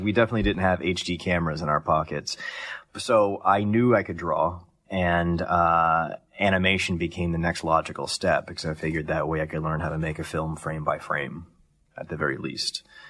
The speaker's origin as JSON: {"language": "English", "town": "Columbus", "region": "Ohio", "country": "United States", "tie": "born or raised there", "said": "Columbus, Ohio."}